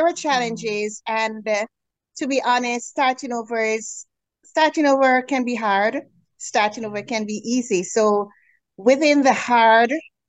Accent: Jamaica; moved away as an adult; now in Canada; So I am originally from the Caribbean, Jamaica

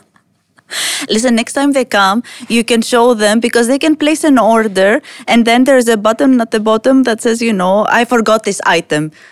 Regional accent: Greece; now in United Arab Emirates; I come from Greece, a very different market. And then I come here

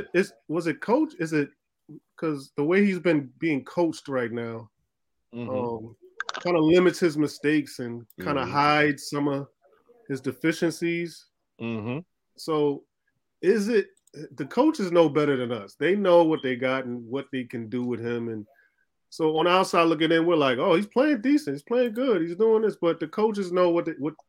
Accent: New York, United States; I'm from New York

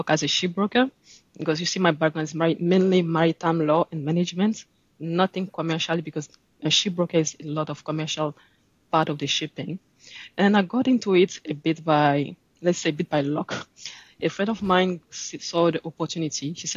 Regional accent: Abidjan, Côte d’Ivoire; also born or lived in Le Havre, France / Nottingham, United Kingdom; I'm from Ivory Coast in Abidjan.

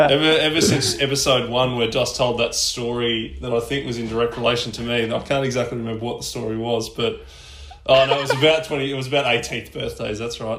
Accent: Ballarat, Victoria, Australia; moved away as an adult; also born or lived in Geelong; I grew up in Ballarat, um, cold freezing town in bottom of Victoria, and uh, moved to Geelong

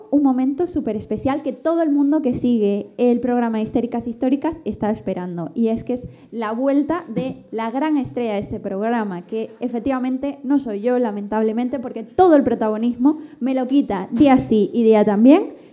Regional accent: Argentina; Se nota que somos argentinas de nacimiento

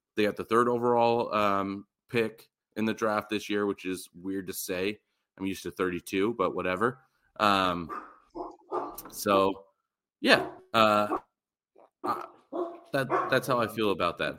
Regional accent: Las Vegas, Nevada, United States; we're from Vegas

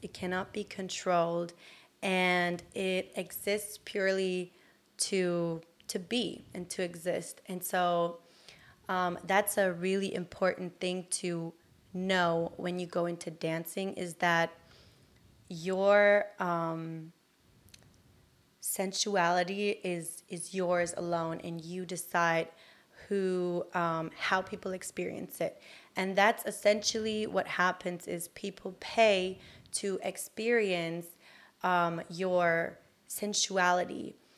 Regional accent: Germany; English is a second language; moved away as an adult; also born or lived in Bay Area, United States; now in Los Angeles, United States; I grew up in Germany, and I'm Turkish.

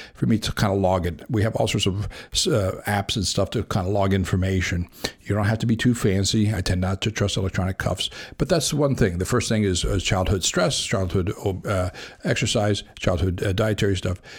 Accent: Los Angeles, California, United States; when we were growing up in South Los Angeles

